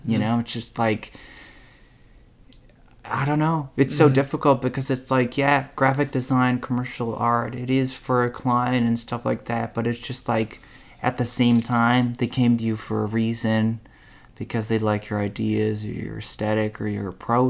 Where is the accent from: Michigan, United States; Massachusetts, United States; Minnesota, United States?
Minnesota, United States; Willmar; I'm from Wilmer. I'm from Wilmer, Minnesota.